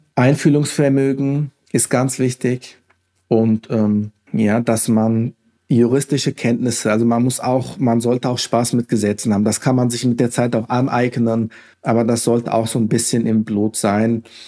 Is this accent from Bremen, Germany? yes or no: no; Hesse, Germany; Mit dem Land Hessen, also das ist meine Heimat. Ich bin hier geboren, aufgewachsen